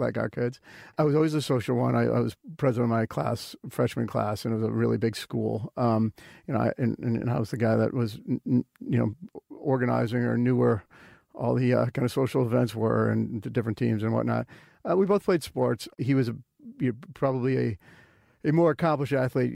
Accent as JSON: {"language": "English", "town": "Wilmette", "region": "Illinois", "country": "United States", "tie": "born or raised there", "moved": "yes", "said": "where I grew up in Wilmette, Illinois, is quite similar to Mercer Island"}